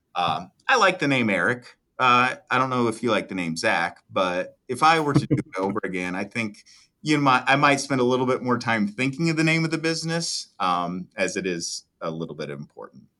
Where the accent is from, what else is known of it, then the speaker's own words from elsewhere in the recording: Nevada, Iowa, United States; I grew up in Nevada, Iowa, twenty-six best small town in America.